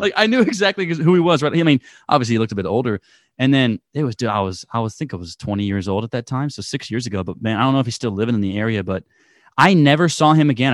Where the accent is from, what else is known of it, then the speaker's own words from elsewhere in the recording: Pleasanton, California, United States; where my hometown is in Pleasanton